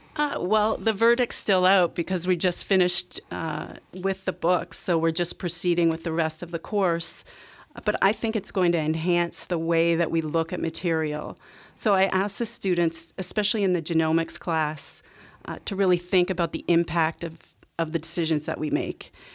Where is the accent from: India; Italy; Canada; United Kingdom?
Canada; I grew up in Canada